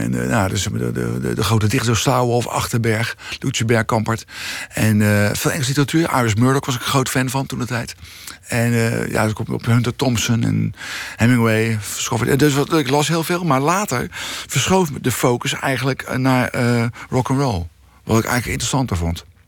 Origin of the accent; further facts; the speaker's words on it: The Hague, South Holland, Netherlands; ik ben opgegroeid in Bezuidenhout